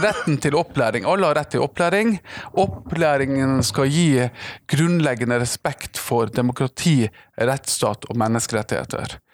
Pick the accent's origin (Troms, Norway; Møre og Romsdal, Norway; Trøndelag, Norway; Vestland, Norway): Troms, Norway; Tromsø; jeg er fra Tromsø. Jeg er fra, nærmere bestemt fra Prestvannet i Tromsø